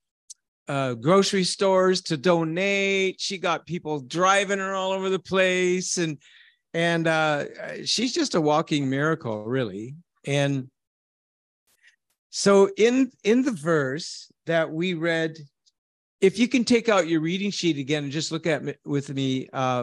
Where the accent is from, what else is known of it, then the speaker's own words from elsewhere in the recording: Canada; I am a shepherd from Canada.